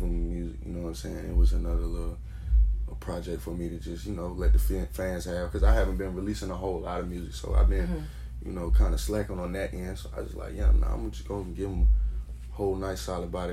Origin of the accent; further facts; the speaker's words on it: Charlotte, North Carolina, United States; I'm from Hidden Valley, I'm from Charlotte